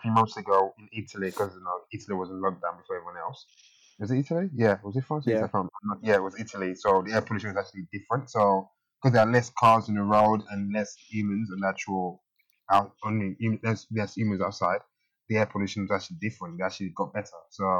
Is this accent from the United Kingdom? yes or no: no; Nigeria; I grew up in Nigeria.